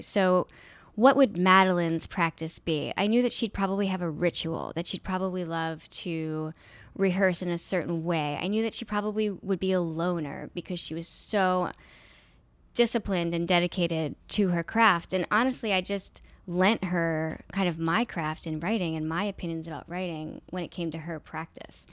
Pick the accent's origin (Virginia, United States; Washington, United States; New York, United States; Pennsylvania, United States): Pennsylvania, United States; Philadelphia; moved away; the city that I grew up in. And I found that I really loved a lot of it. And one of the things I like about Philly